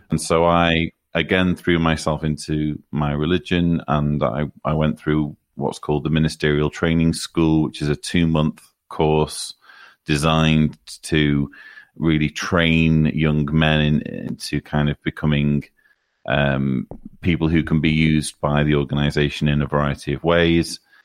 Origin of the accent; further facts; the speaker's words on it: near Manchester, North West England, United Kingdom; I grew up, uh, in northern England, not far from Manchester